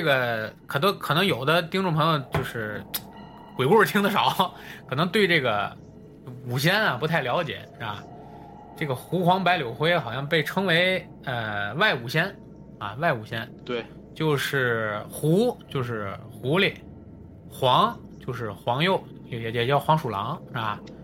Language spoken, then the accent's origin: Chinese; Tianjin, China; 老九跟我一样都是天津的